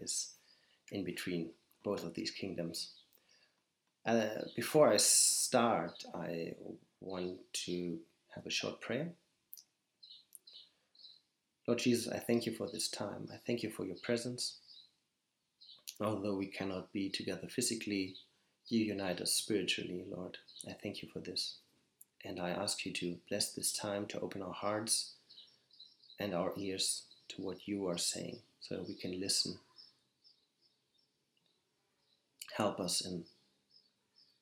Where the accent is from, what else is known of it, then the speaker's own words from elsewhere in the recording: Germany; also born or lived in northern Bavaria; I am from Germany